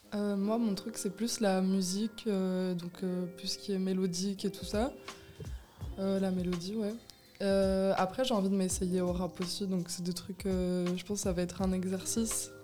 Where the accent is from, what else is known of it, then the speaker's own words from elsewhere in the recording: Belgium; en Belgique, enfin, on est tous des Belges ici